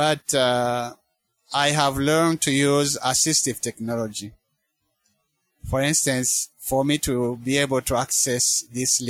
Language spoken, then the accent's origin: English; Rwanda; moved away as an adult; now in United States; I grew up in Rwanda.